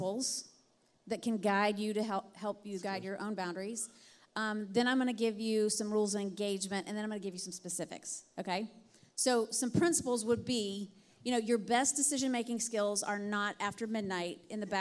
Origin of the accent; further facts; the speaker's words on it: Alabama, United States; I'm from Alabama